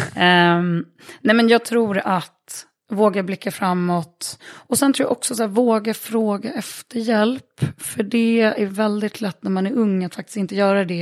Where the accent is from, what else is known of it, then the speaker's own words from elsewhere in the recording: Örebro, Örebro County, Sweden; när jag växte upp i Örebro